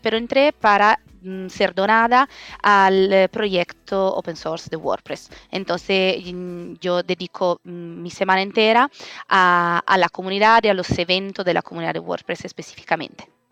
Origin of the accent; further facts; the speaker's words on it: Italy; accent: Italian; Spanish is a second language; moved away as an adult; also born or lived in Madrid, Spain; now in Barcelona, Spain; mi acento italiana, pero adoptada, digamos, eh, en España hace 10 años.